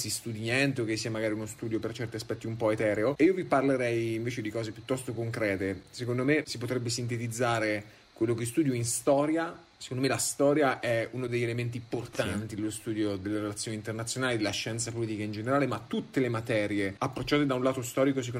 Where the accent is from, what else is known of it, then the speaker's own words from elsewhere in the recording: Perugia, Umbria, Italy; moved away as an adult; also born or lived in Turin / Trento; sono di Perugia